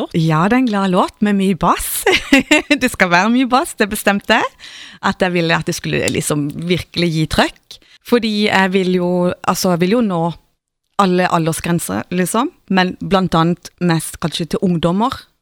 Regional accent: Mosby, Agder, Norway; moved away as an adult; now in Stockholm, Sweden; jeg er fra Mosby

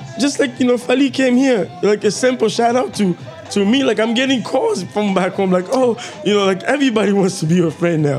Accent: Kinshasa, DR Congo; moved away; when we were growing up in Kinshasa

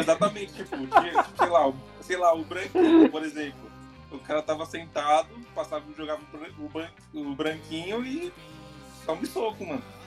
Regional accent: São Paulo, Brazil; como bom paulista

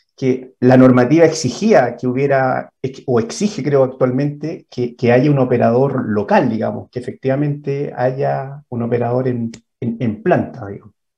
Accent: Chile; somos los chilenos

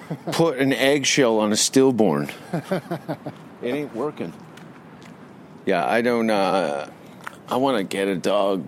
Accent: Hamilton, Ontario, Canada; born or raised there; moved away

